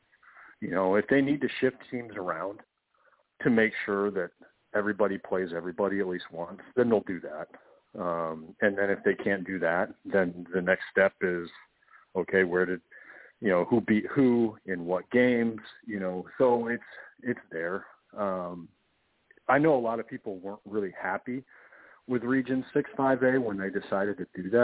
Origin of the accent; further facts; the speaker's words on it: Kansas, United States; now in South Carolina, United States; I grew up in Tornado Alley out in Kansas